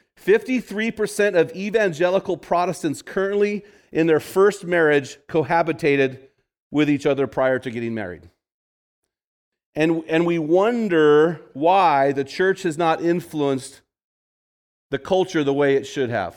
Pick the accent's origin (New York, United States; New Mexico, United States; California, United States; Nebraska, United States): California, United States; moved away; I'm from California